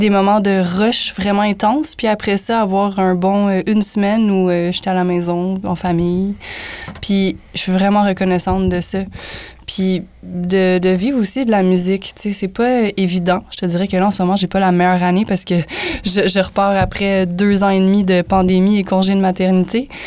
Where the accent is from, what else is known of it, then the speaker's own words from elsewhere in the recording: Montreal, Quebec, Canada; Je viens d'Outremont